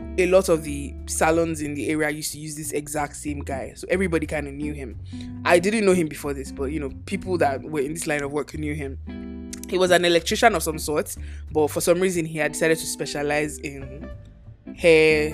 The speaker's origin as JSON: {"language": "English", "country": "Nigeria", "also_born_or_lived": "Lagos, Nigeria", "moved": "yes", "said": "my home country, Nigeria"}